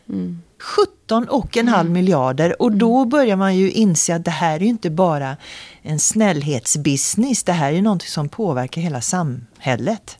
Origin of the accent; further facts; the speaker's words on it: Sweden; jag blir stolt både som svensk